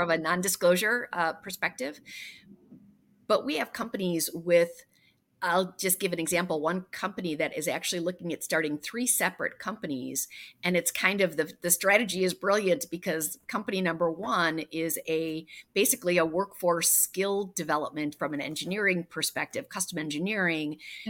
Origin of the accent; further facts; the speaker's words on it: Wisconsin, United States; So, you know, I came from Wisconsin, and people who are raised in Wisconsin don't necessarily, when they leave to take a job somewhere else, they don't necessarily say, I'm only taking this for the time being because my goal is to go back to Wisconsin.